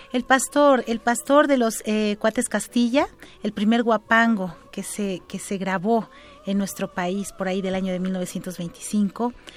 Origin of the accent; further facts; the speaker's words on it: Oaxaca, Mexico; en mi tierra natal, Oaxaca